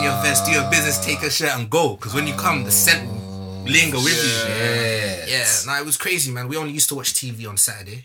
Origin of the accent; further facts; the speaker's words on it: London, United Kingdom; I'm from London